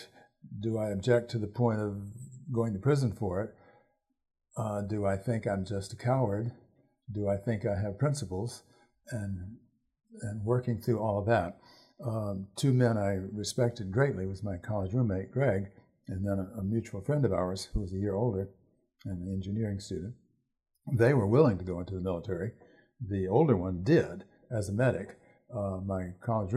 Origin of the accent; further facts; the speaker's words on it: Virginia, United States; I'm also from Virginia, which is far more patriotic in that sense than Wisconsin.